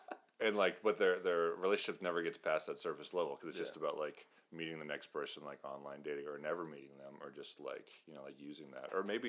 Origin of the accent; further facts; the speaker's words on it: New Hampshire, United States; now in New Jersey, United States; I'm from New Hampshire originally.